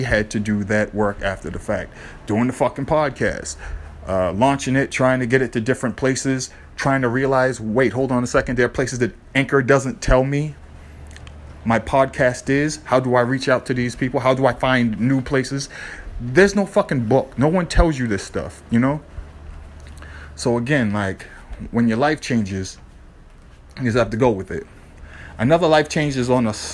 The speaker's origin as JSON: {"language": "English", "town": "Boston", "region": "Massachusetts", "country": "United States", "tie": "born or raised there", "said": "growing up in Boston"}